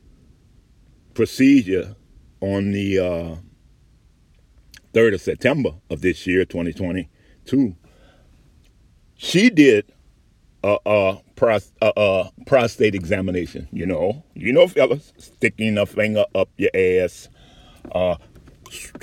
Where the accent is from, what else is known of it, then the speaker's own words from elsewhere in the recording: New Orleans, Louisiana, United States; I grew up in New Orleans.